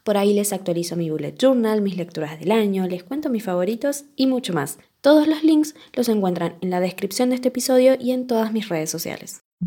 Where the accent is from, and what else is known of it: Argentina